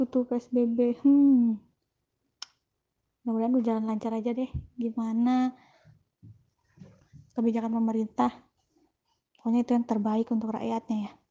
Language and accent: Indonesian; Ciamis, West Java, Indonesia; born there; Saya asli kelahiran dari Ciamis, Jawa Barat, Indonesia